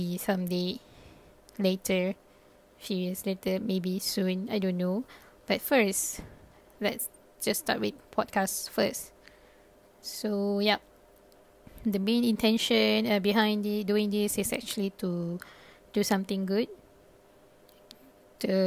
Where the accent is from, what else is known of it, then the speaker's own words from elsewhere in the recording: Malaysia; first language Malay; English is a second language; also born or lived in Japan; I am from Malaysia and currently based in Malaysia